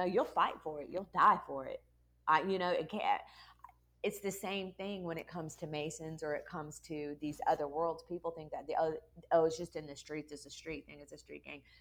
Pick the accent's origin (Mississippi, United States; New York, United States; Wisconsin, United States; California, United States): California, United States; moved away as an adult; also born or lived in Mobile, Alabama; originally from California. I moved to the South over 20 years ago, ended up in Mobile, Alabama